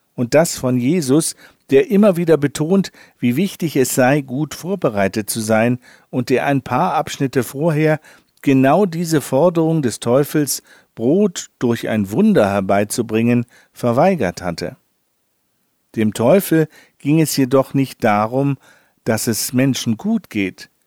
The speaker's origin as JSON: {"language": "German", "region": "Northern Germany", "country": "Germany", "said": "als Norddeutscher"}